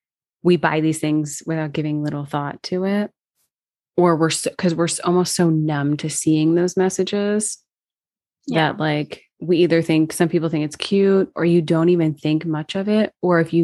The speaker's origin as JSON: {"language": "English", "town": "Washington", "region": "District of Columbia", "country": "United States", "tie": "born or raised there", "moved": "yes", "said": "DC, which is my hometown."}